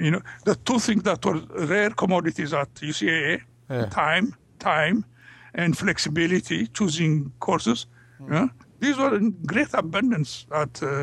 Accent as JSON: {"language": "English", "country": "Ethiopia", "also_born_or_lived": "United States", "second_language": "English", "moved": "as an adult", "said": "we came from Africa and from Ethiopia"}